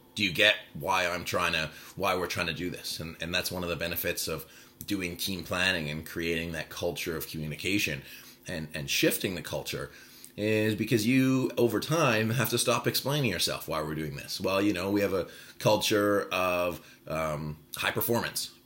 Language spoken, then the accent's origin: English; Vancouver, British Columbia, Canada; born and raised in Vancouver